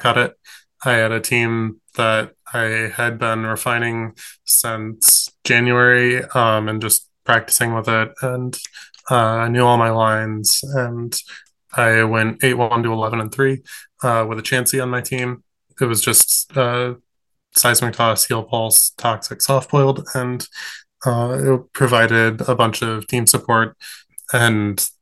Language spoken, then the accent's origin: English; Michigan, United States; I'm from Michigan